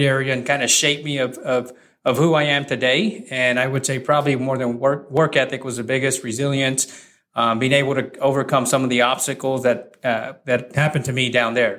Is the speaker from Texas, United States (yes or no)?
yes; San Antonio, Texas, United States; where I grew up in that area